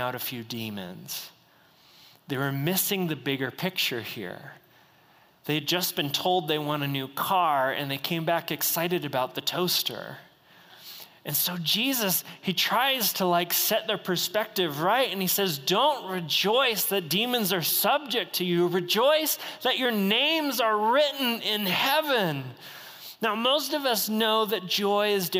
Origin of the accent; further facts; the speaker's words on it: United States; I was born in the United States